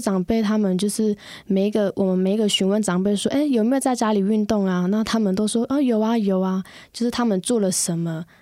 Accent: Xinyi, Nantou County, Taiwan; 来自南投新乡的布农族

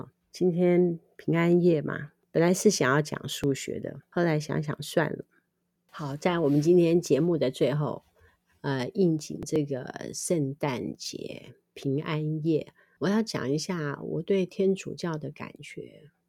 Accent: Liugui, Kaohsiung, Taiwan; now in Nankan, Taiwan; 那么我们现在住在南崁是比较没有啦哈，但是在我们乡下六龟那个地方，据我所知，它还是有的。

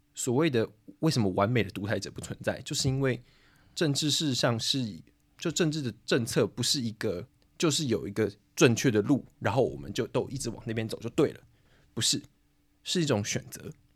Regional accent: Taiwan; moved away as an adult; now in Prague, Czechia; 我作为一个台湾人

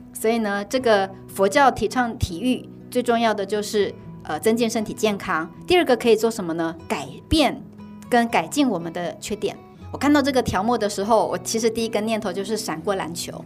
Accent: Taiwan; 我们又是台湾人，老实说我们的英文真的不是很好

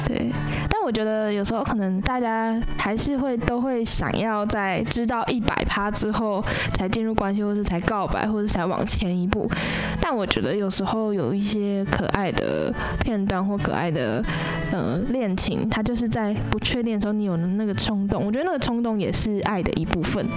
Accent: Taichung, Taiwan; 我们台中人

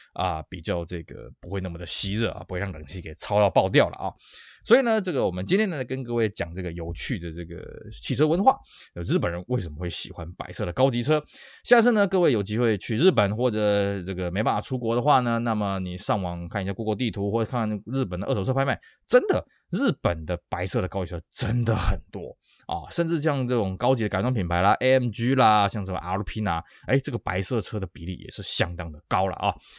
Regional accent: Taiwan; 这个就是我们台湾人的习惯嘛

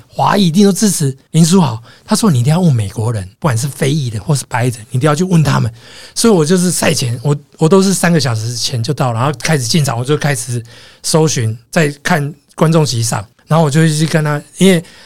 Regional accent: Taiwan; 我是台湾来的

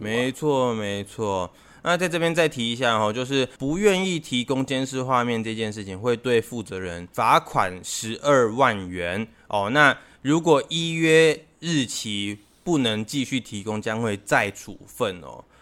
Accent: Taiwan; 我们台湾这边， 台湾这边呢，是一个那个比较潮湿的气候

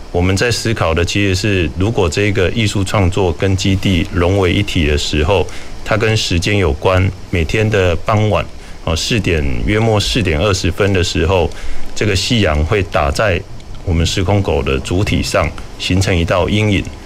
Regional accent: Kaohsiung, Taiwan; moved away as an adult; 我也是高雄长大，而且，呃，西子湾啊，其实是我还蛮常从小活动的地带

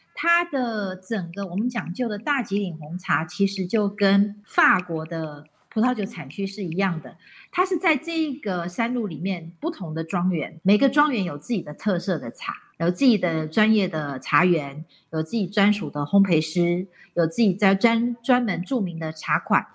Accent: Taiwan; 因为我们台湾人跟日本人的关系

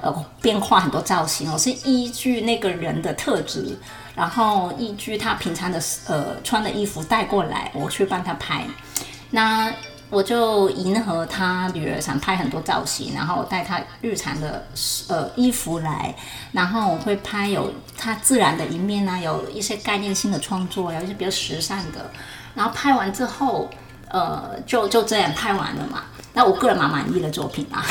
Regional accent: Hong Kong; moved away as an adult; also born or lived in Longtan, Taoyuan, Taiwan; now in Taoyuan, Taiwan; 我在香港长大，然后嗯。一个机缘就是，呃， 那个时候就是因为结婚，所以来到台湾

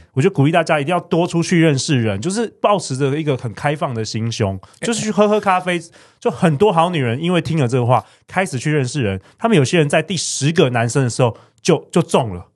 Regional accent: Taiwan; 很多很多我们在台湾长大的小孩，从小啊，爸爸妈妈就没有给肯定

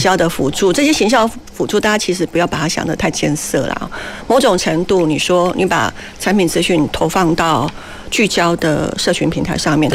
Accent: Taiwan; 我们台湾人其实比较相对保守又比较乖嘛。

